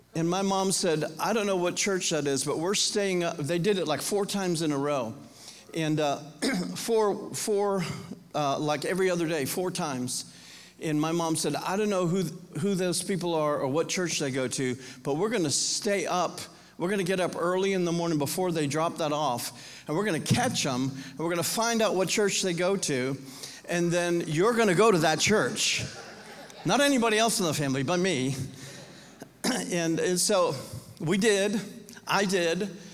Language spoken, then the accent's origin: English; Homestead, Florida, United States; now in Nashville, United States; I grew up in Homestead, Florida